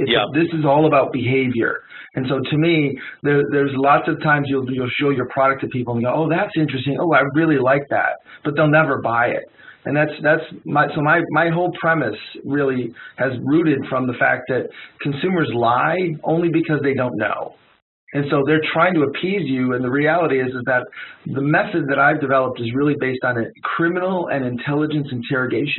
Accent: Detroit, Michigan, United States; I'm from Detroit

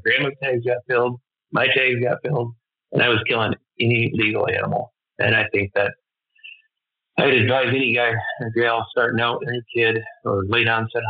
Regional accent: Michigan, United States; growing up in the Midwest in my area.

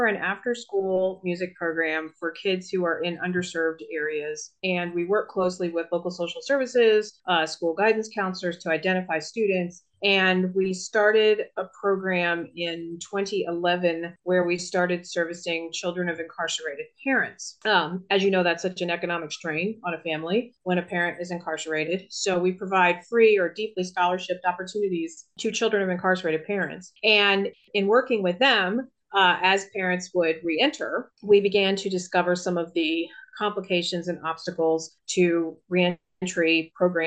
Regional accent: Virginia, United States; I was born and raised in Virginia. I have lived here all of my life within a 100-mile radius.

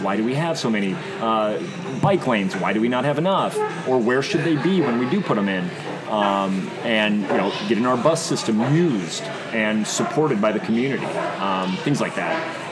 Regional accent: Bloomington, Illinois, United States; moved away as an adult; also born or lived in Chicago / Berlin, Germany / London, United Kingdom / Austin, Texas; ended up back in my hometown where you can see uh, from my from my office. You can actually see uh, where I was born.

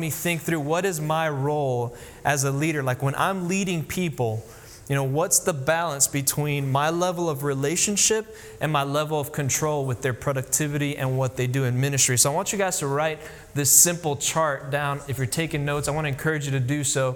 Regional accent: Miami, Florida, United States; born or raised there; moved away as an adult; also born or lived in Tennessee; now in Hendersonville, United States

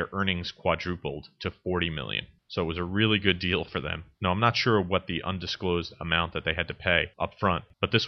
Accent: New Jersey, United States; my home state of New Jersey

